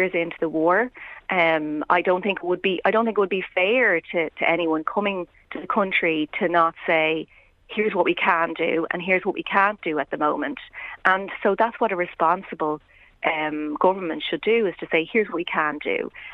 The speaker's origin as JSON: {"language": "English", "country": "Ireland", "said": "as Irish people."}